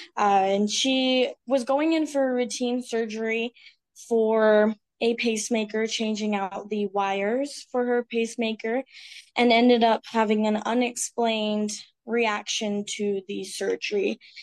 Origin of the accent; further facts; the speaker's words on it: Utah, United States; I grew up in Utah